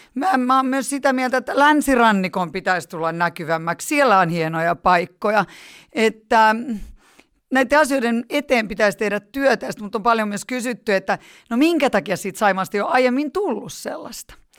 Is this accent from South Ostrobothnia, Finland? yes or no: no; Helsinki, Uusimaa, Finland; born or raised there; also born or lived in Punkaharju